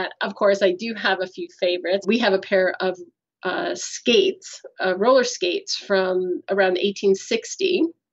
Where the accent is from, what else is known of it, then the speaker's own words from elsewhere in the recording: United States; moved away as an adult; now in Canada; I'm American